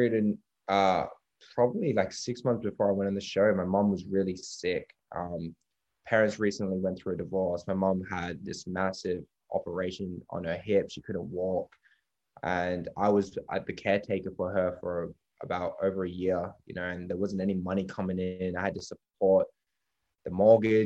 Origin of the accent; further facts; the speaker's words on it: Perth, Western Australia, Australia; that's my hometown